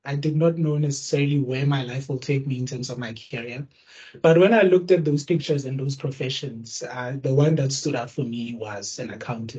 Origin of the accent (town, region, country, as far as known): Bloemfontein, Free State, South Africa; born or raised there